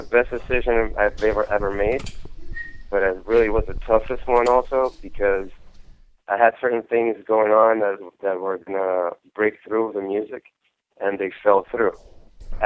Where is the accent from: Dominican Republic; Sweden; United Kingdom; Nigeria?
Dominican Republic; moved away as an adult; now in Westchester, United States; I'm from Dominican Republic, came here for college